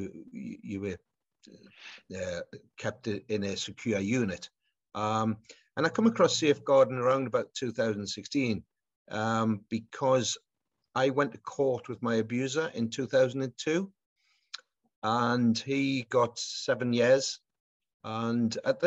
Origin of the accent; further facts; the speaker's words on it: Newcastle upon Tyne, North East England, United Kingdom; my hometown club